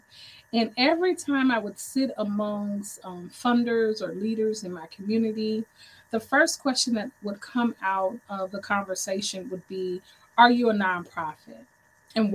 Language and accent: English; St. Louis, Missouri, United States; I am from St. Louis, Missouri, the home of the 314.